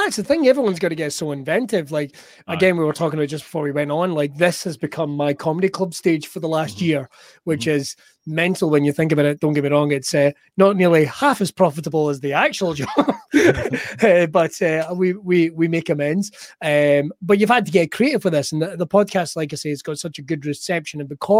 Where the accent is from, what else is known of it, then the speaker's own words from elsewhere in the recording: Scotland, United Kingdom; But, I'm very Scottish.